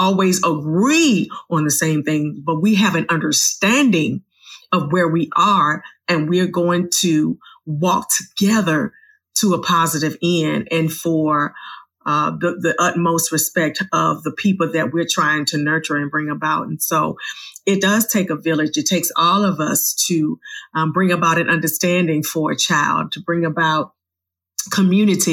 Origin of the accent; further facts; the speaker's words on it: Richmond, Virginia, United States; I was 6 minutes from my home, Virginia Union University. I'm from Virginia.